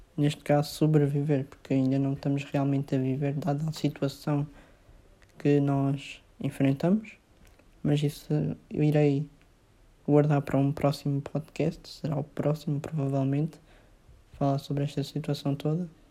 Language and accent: Portuguese; Mozambique; eu sou de Moçambique